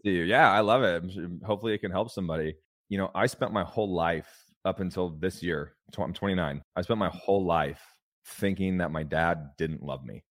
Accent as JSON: {"language": "English", "region": "California", "country": "United States", "tie": "born or raised there", "said": "I grew up in a trailer park in California."}